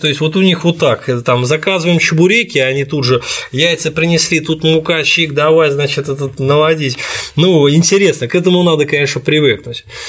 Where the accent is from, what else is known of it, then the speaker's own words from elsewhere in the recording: Saint Petersburg, Russia; я из Петербурга